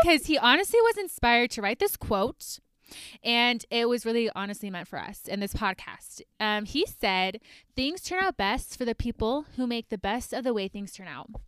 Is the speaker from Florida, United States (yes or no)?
no; Georgia, United States; moved away as an adult; also born or lived in Idaho; now in Salt Lake City, United States; I grew up in Georgia